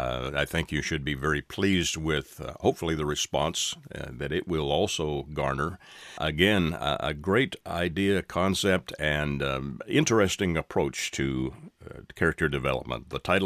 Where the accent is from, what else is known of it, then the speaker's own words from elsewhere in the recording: Canada; now in United States; I'm a legal immigrant. I'm from Canada, but have ties to my home country